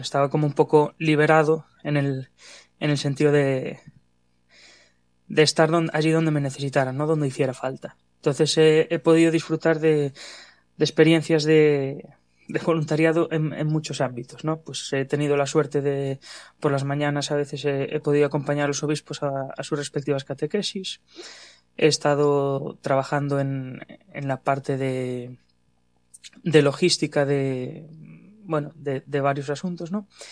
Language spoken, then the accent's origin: Spanish; Ferrol, Galicia, Spain; soy gallego, soy de Ferrol